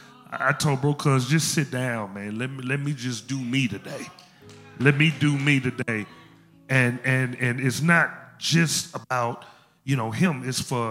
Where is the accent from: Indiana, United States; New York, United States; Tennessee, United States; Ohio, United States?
Tennessee, United States; Memphis; I'm from Memphis, as you can see, as you can tell. Memphis is still in me.